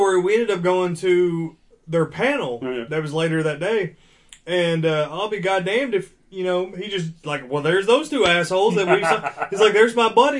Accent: Canada; we're Canadian.

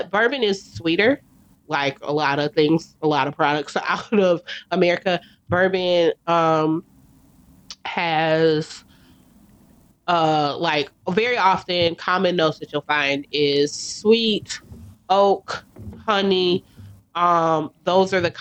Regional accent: United States; as an American

